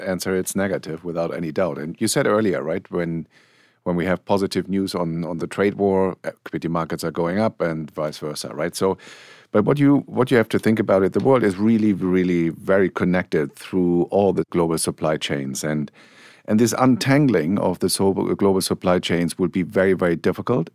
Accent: Germany; accent: German; English is a second language; moved away; my home country, you figured out I have a German accent

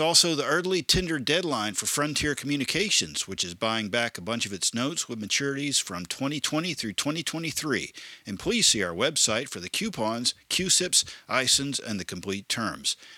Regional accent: Statesboro, Georgia, United States; now in Corpus Christi, United States; my hometown of Statesboro, Georgia

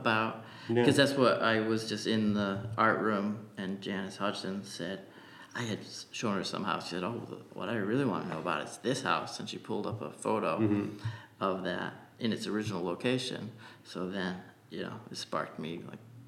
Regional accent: New Bedford, Massachusetts, United States; I grew up in the North End

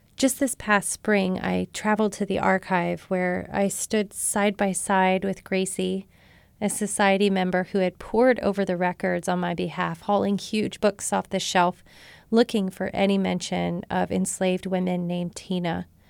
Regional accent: Marshall, Texas, United States; my rural Southern community in my hometown of Marshall, Texas

